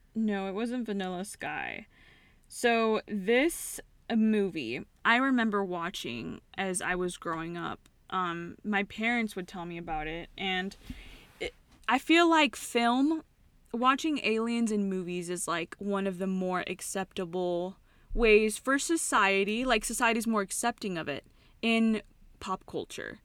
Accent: California, United States; I'm from California

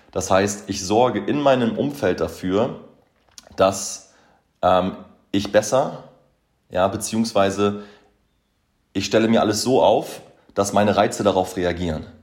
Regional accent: Boberg, Hamburg, Germany; Ja, ich bin damals in Boberg aufgewachsen, das ist so irgendwie mein, mein Happy Place

